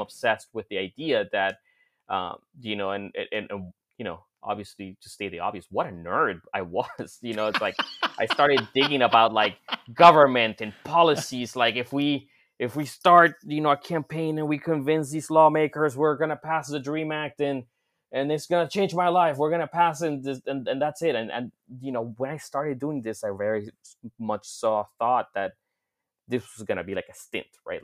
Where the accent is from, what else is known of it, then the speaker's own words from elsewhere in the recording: Florida, United States; back in my home state of Florida